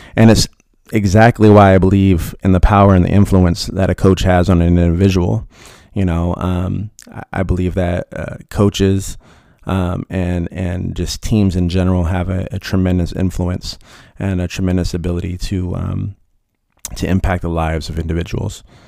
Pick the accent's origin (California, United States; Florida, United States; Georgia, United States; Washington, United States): California, United States; Riverside; I was born and raised in Riverside, California.